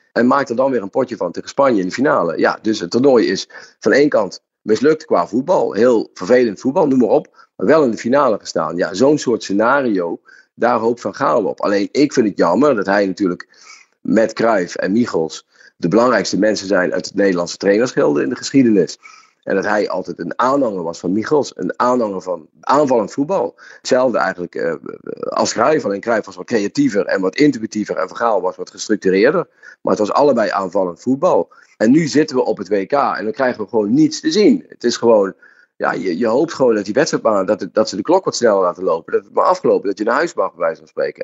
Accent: Netherlands; als Nederlanders zijn we

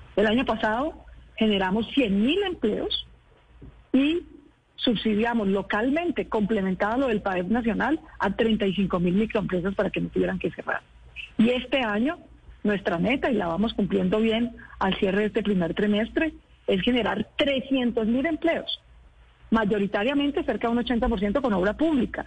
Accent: Bogotá, Colombia; los que pagamos las restricciones en movilidad o las dificultades somos los bogotanos

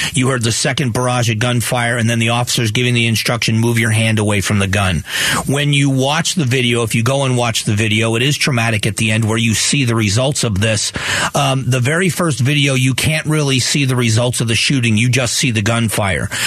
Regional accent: South Florida, United States; I grew up in South Florida

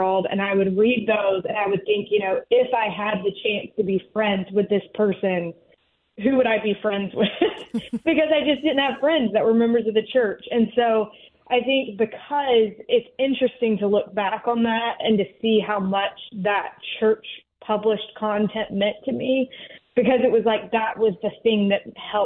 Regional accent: North Carolina, United States; I grew up in North Carolina

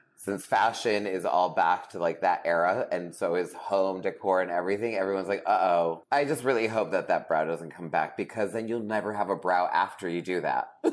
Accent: New England, United States; now in Los Angeles, United States; I'm from New England

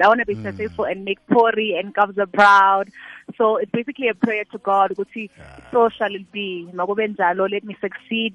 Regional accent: Eastern Cape, South Africa; I'm from the Eastern Cape.

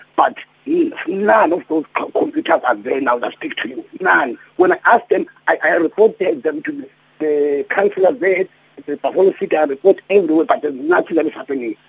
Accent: Mdantsane, Eastern Cape, South Africa; I'm from Eastern Cape

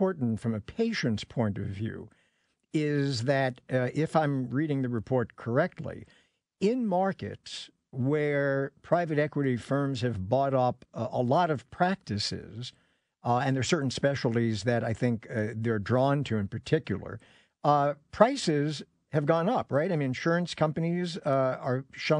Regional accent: New York City, New York, United States; when I was growing up in New York City at the time

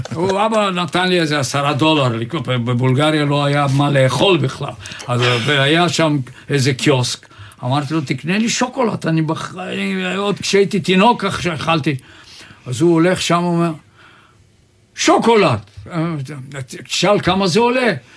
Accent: Sofia, Sofia City, Bulgaria; also born or lived in Jaffa; now in Israel; אני נולדתי בסופיה

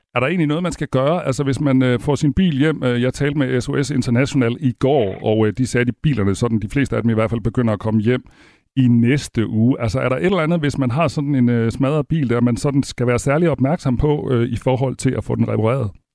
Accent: Denmark; vi sender her fra Danmark, og vi er danskere selv

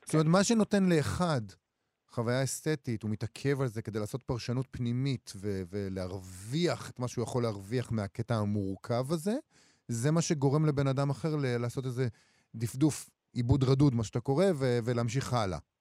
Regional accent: Israel; אנחנו ישראלים

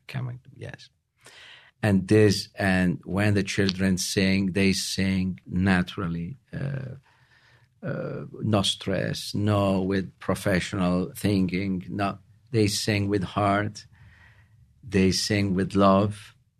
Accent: Rome, Lazio, Italy; English is a second language; moved away as an adult; now in Utah, United States; we moved in Utah from Italy four years ago

